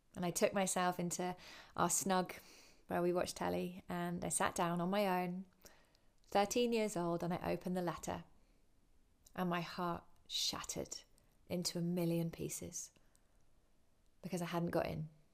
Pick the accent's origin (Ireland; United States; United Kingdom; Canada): United Kingdom; Winchester, South East England; I grew up in Winchester in England.